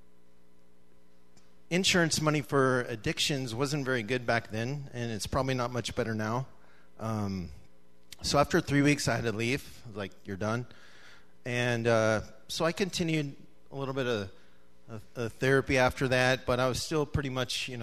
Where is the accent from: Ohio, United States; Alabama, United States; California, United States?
California, United States; Manteca; I grew up in California in a town, Manteca